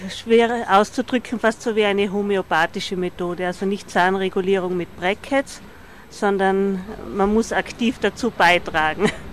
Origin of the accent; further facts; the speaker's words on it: Vienna, Austria; ich komme aus Wien